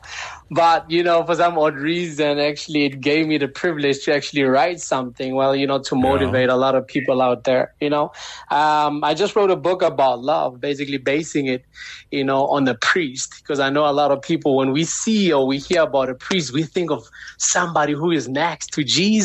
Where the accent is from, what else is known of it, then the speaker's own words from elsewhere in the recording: Pretoria, Gauteng, South Africa; also born or lived in Chicago, United States; I'm actually from Pretoria, born and raised, but, you know, in and out the country, you know, as my dad is actually foreign, he's an American